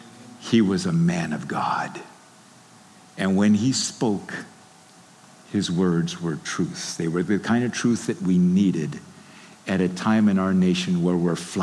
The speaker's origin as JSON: {"language": "English", "country": "Haiti", "tie": "born or raised there", "said": "I grew up in Haiti, I told you. My father was a builder."}